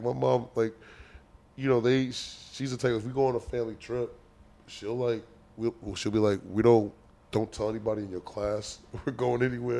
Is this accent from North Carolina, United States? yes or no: yes; North Carolina, United States; now in New York, United States; I'm from North Carolina. I live in New York.